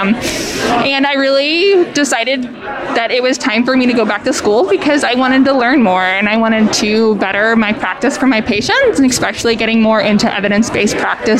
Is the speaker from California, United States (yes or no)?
no; St. Louis, Missouri, United States; I am from St. Louis. Here in my hometown